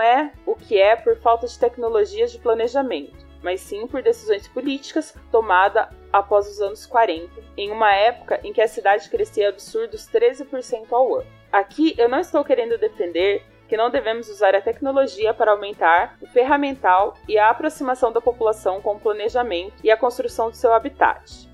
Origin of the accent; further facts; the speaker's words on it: Cambará, Paraná, Brazil; moved away as an adult; now in São Paulo, Brazil; Na cidade onde eu nasci, vivi até pouco tempo atrás, não tem transporte público